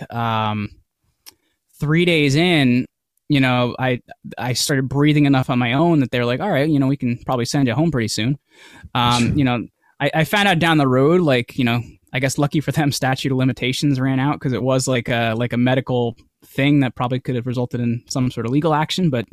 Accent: New Jersey, United States; I'm from New Jersey

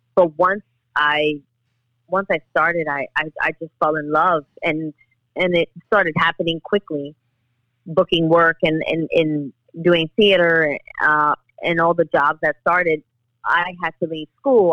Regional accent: New York City, New York, United States; I grew up in the Bronx. I live here in the Bronx

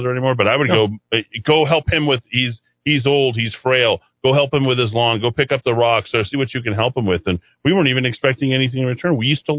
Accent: Albuquerque, New Mexico, United States; I think as Hispanics, the way that we grew up in the South Valley, we related a lot to black culture. We almost thought of ourselves as black people in a lot of ways.

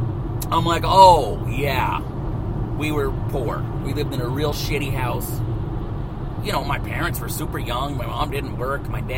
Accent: the Ozarks, United States; My family, when I was a kid, was poor. I didn't know it. I'm not trying to tell you some story. We were raised in the Ozarks

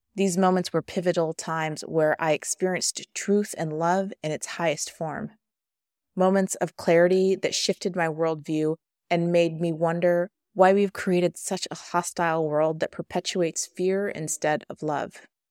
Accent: Midwest, United States; growing up in the Midwest

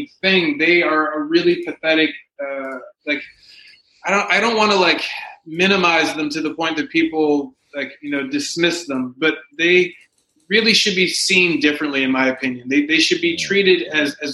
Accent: the South, United States; now in Los Angeles, United States; I grew up in the South.

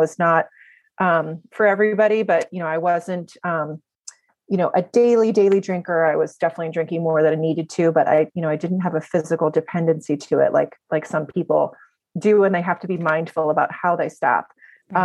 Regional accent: New Jersey, United States; moved away as an adult; now in Maryland, United States; I'm originally from New Jersey, but I'm a Maryland transplant

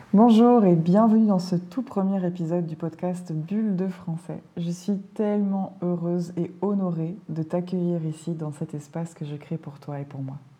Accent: Belgium; Je suis née en Belgique, un petit pays au cœur de l'Europe, dans lequel on parle trois langues. Et j'ai été adoptée par une famille italienne qui avait émigré en Belgique dans les années 60. Donc j'ai grandi dans un environnement complètement multilingue

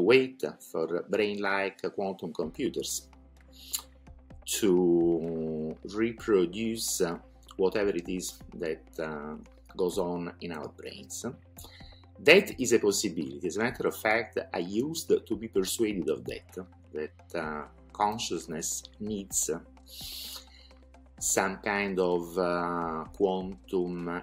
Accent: Naples, Campania, Italy; moved away as an adult; I am Italian, by the way. I was born in Napoli, but I moved from my country very young, right after studying in college

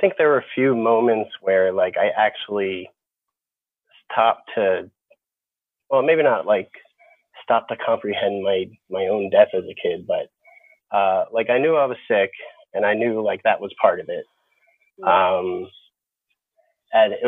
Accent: Upper Darby, Pennsylvania, United States; moved away as an adult; also born or lived in Philadelphia, Pennsylvania; now in Southern California, United States; within our town, Upper Darby, Pennsylvania

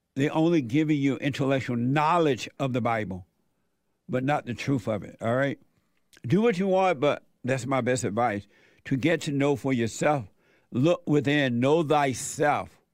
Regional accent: Alabama, United States; moved away; I was born in Alabama on a plantation

